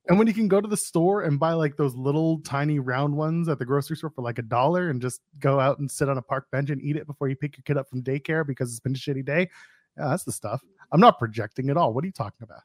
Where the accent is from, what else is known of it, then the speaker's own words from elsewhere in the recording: Canada; I'm Canadian